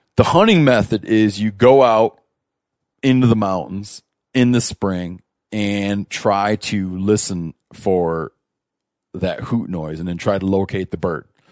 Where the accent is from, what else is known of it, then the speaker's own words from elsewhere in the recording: Michigan, United States; moved away; I grew up in Michigan, right? We moved out west